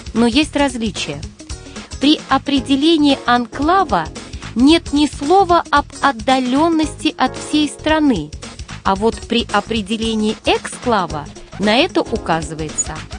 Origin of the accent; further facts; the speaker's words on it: Russia; я, как россиянка